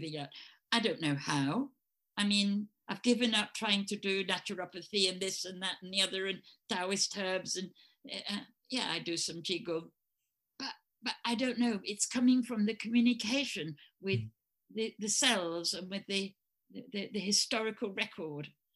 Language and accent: English; England, United Kingdom; accent: English; in America, they liked my English accent